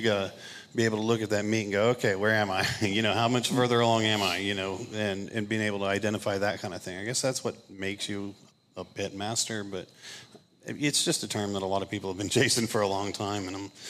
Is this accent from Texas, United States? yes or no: yes; Austin, Texas, United States; now in Omaha, United States; I'm from Austin, Texas, so my style is pretty much Texas style